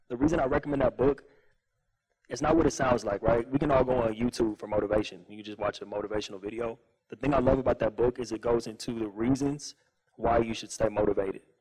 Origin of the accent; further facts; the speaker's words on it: Pasadena, California, United States; born there; well, I was born in Pasadena in 1991.